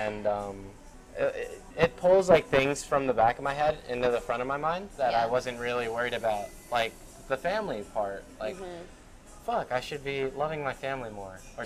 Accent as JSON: {"language": "English", "town": "Philadelphia", "region": "Pennsylvania", "country": "United States", "tie": "born or raised there", "also_born_or_lived": "suburbs (unspecified)", "moved": "yes", "said": "I grew up in Philadelphia, in like South Philadelphia, in the city, in like the very ghetto part."}